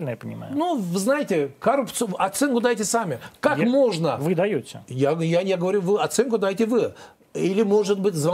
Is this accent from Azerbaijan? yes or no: yes; Azerbaijan; Я же гордо говорю везде, я азербайджанец, этот гордо говорю.